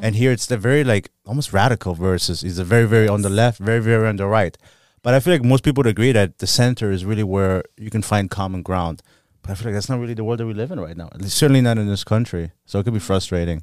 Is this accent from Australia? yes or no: no; Germany; now in United States; I was born and raised in Germany